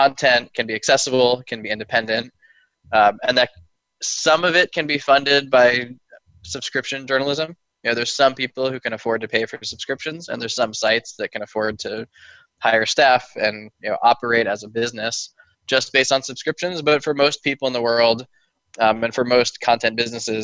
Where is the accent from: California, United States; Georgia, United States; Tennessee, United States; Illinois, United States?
California, United States; Oakland; also born or lived in Palo Alto / San Francisco / Berkeley; Born and raised in Oakland, California, and have never left